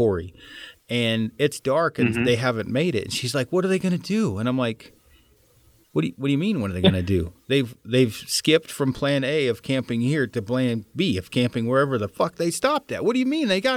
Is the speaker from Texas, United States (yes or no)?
no; Oregon, United States; moved away; I'm from Oregon originally